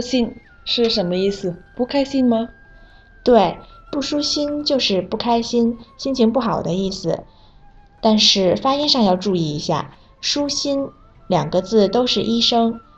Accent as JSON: {"language": "Chinese", "country": "Vietnam", "second_language": "Chinese", "moved": "yes", "said": "我是来自越南的"}